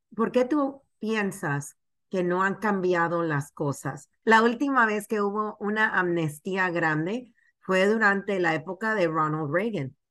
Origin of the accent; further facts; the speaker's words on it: Panama; now in United States; Yo vengo de Panamá, soy inmigrante